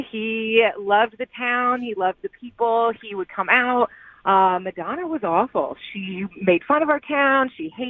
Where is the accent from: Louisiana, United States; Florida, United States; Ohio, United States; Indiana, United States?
Indiana, United States; Evansville; Well, I am from Evansville, Indiana, and our claim to fame is that A League of Their Own was filmed in our hometown.